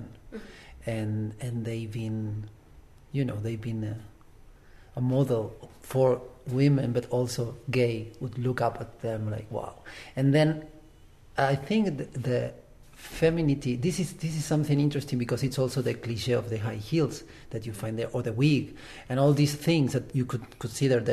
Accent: Uruguay; moved away; also born or lived in Germany; I come from Uruguay. I also lived in Germany for a while, so I have these two backgrounds

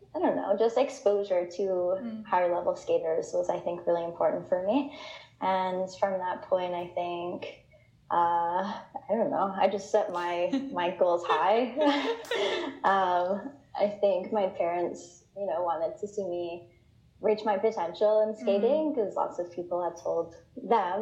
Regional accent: Prescott, Ontario, Canada; now in Vancouver, Canada; my hometown of Prescott, Ontario

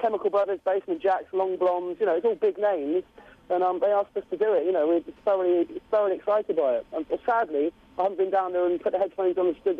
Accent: Bournemouth, South West England, United Kingdom; I'm from Bournemouth on the south coast.

